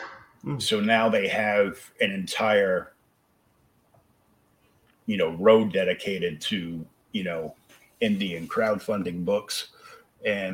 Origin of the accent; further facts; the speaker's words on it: Rhode Island, United States; moved away; I was born in Rhode Island